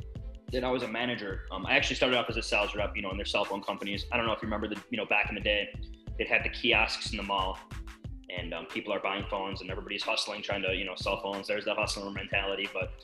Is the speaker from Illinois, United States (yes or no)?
yes; Vernon Hills, Illinois, United States; I am from Vernon Hills, Illinois, which is the northwest suburbs of obviously Illinois, city of Chicago.